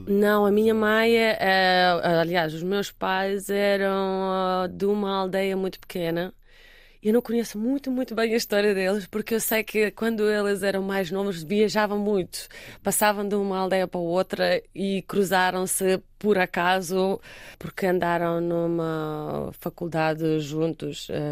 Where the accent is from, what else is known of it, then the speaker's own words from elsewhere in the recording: Russia; now in Portugal; eu sou russa